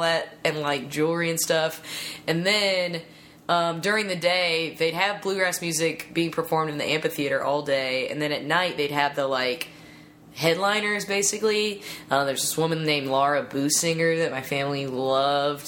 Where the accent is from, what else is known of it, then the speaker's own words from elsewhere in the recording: South Carolina, United States; I grew up in South Carolina